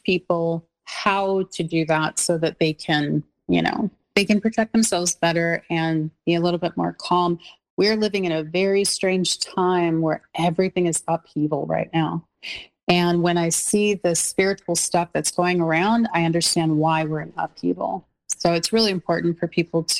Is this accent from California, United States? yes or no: yes; Los Angeles, California, United States; also born or lived in North Hollywood; I'm from the South Bay of Los Angeles, so I'm very, you know, happy there because I was born and raised there